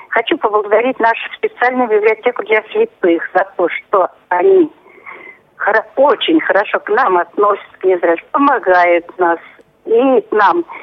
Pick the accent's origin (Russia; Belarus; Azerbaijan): Russia; Tula Oblast; я родилась в Тульской а. области.